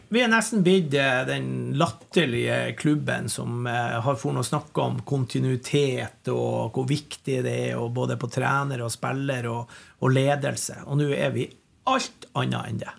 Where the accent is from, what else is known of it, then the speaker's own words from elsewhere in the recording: Bodø, Nordland, Norway; also born or lived in Gravdal, Lofoten; now in Trondheim, Norway; jeg er jo fra Bodø. Mm. Jeg kom jo til Bodø da jeg var to og et halvt.